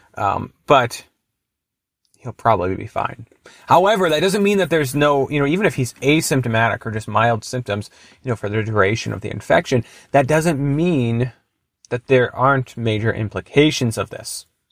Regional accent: Duluth, Minnesota, United States; Duluth, which is my hometown

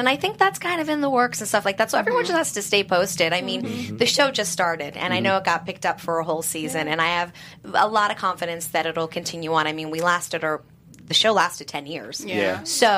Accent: New York City, New York, United States; now in California, United States; I'm born and raised in Manhattan, but been out here in California

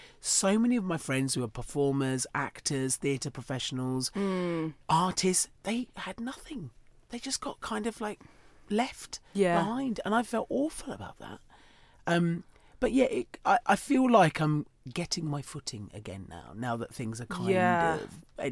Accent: Chatham, South East England, United Kingdom; So I was born in Chatham.

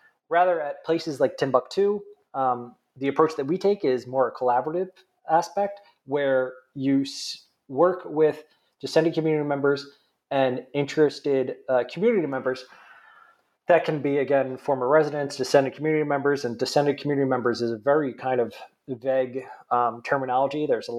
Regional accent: New Jersey, United States; accent: nasally; So I'm originally from New Jersey, if you can't tell by my nasally accent.

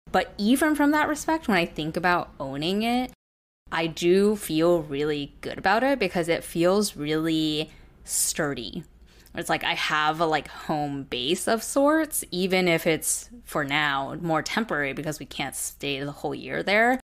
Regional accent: Southern California, United States; moved away as an adult; moving back to Jesse and my hometown in Southern California

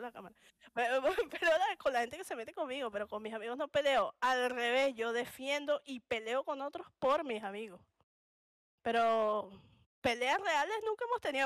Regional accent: Caracas, Capital District, Venezuela; accent: caraqueño; moved away as an adult; also born or lived in Punto Fijo; soy de Caracas

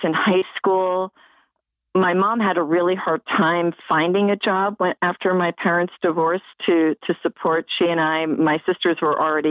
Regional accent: Media, Pennsylvania, United States; I grew up in Media, Pennsylvania

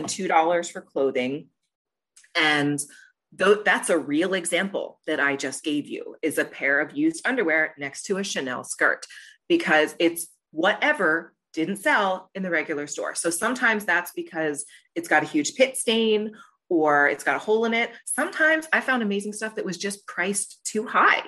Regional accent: Glen Burnie, Maryland, United States; I'm from Glen Burnie

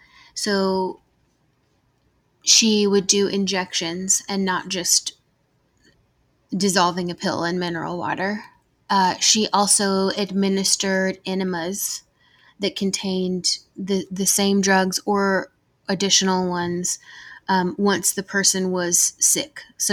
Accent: the South, United States; I mean, I'm from the South. I'm sure that y'all can hear that in my voice. So it's always hot here

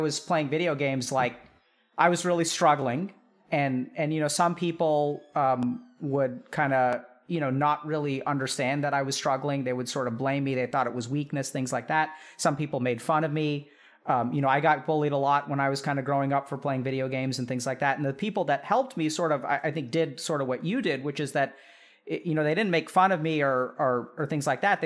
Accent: Texas, United States; I grew up in Texas

